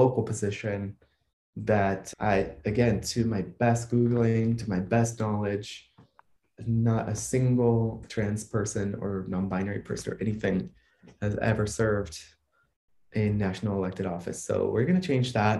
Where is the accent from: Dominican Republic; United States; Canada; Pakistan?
United States; Atlanta, Georgia; moved away as an adult; also born or lived in New York City / Cuba (ancestry); now in Hudson, United States; I grew up in Atlanta